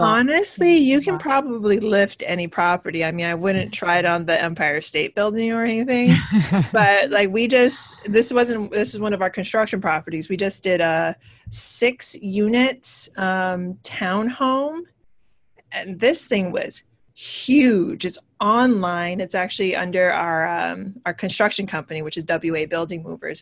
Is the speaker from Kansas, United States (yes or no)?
no; Hawaii, United States; moved away as an adult; also born or lived in California / New York; now in New Jersey, United States; I am originally from Hawaii. I moved to New York back in 2001 ish.